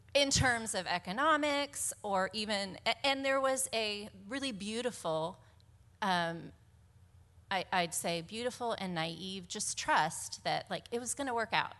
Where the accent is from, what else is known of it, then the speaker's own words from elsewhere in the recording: Monterey, California, United States; born and raised in Monterey.